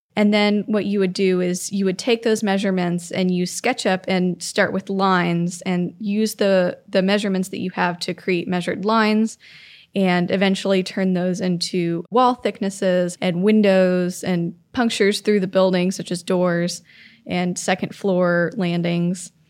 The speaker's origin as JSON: {"language": "English", "region": "Florida", "country": "United States", "tie": "born or raised there", "moved": "yes", "said": "Growing up in Florida, most of the town I grew up in was built in the nineteen fifties"}